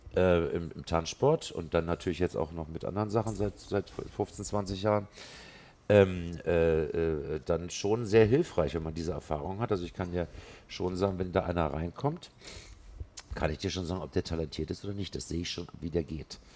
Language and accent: German; Berlin, Germany; Ich bin ja gebürtiger Westberliner. Ich bin in Westberlin aufgewachsen